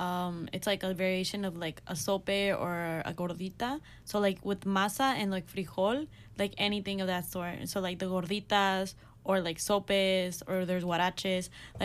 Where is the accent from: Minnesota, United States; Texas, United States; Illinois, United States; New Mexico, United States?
Illinois, United States; Waukegan; I'm from Waukegan, which is like really close to Wisconsin.